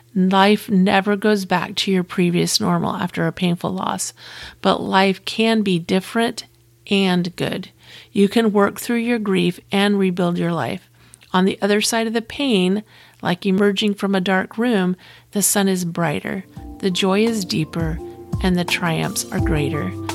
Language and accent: English; Florida, United States; I'm from Florida, and I have family all over the state of Florida